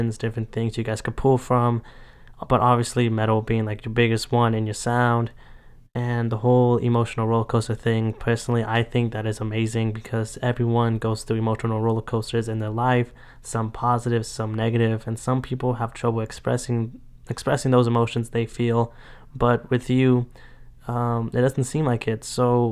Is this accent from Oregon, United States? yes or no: no; Las Vegas, Nevada, United States; here inside Las Vegas, which is my hometown